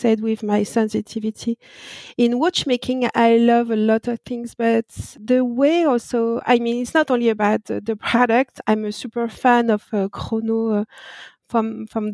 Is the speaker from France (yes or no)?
yes; France; accent: French; English is a second language; I born and raised in France, that no doubt with my accent